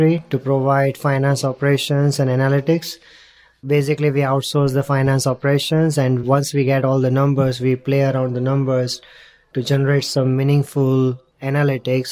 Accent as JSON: {"language": "English", "country": "India", "tie": "born or raised there", "also_born_or_lived": "London", "moved": "as an adult", "said": "born and brought up in India, went to London for my studies, and then decided to come here"}